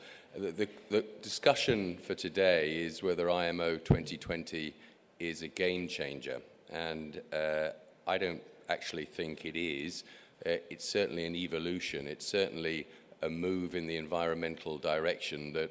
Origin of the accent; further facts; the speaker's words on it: England, United Kingdom; the landscape in my home country, England